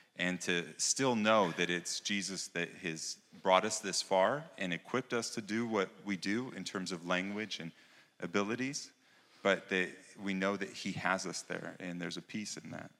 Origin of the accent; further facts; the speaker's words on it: United States; moved away; being an American